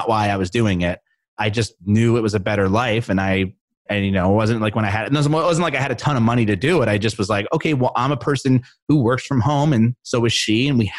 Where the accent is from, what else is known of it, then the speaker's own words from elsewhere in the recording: East Coast, United States; She's from the West Coast. I'm from the East Coast.